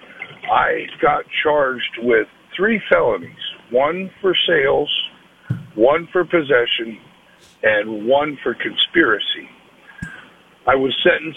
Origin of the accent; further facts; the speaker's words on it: Erie, Pennsylvania, United States; my hometown in Erie